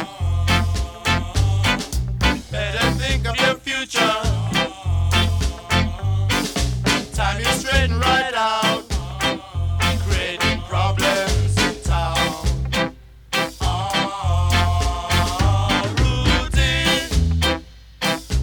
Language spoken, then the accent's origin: English; Coventry, West Midlands, United Kingdom; I was brought up in Coventry